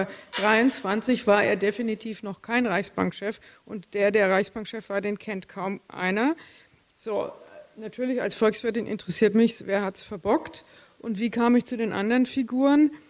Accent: Bavaria, Germany; also ich bin in der Gegend von Würzburg aufgewachsen

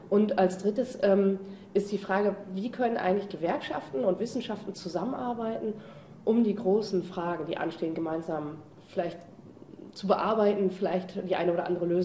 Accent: Cologne, North Rhine-Westphalia, Germany; Ja, ich komme aus Köln.

